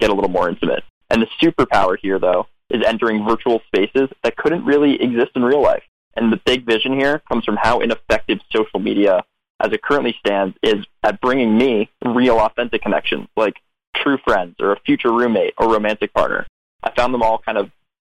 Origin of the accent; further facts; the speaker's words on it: Westchester, New York, United States; moved away as an adult; also born or lived in Berkeley, California; now in New York City, United States; I grew up in that other suburb in Westchester